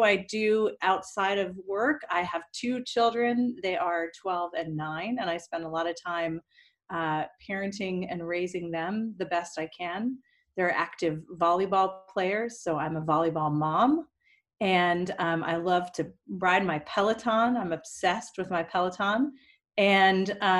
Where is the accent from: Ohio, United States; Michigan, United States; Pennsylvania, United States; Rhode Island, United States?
Pennsylvania, United States; Pittsburgh; now in Los Angeles, United States; And I'm from Pittsburgh. We grew up together in Pittsburgh.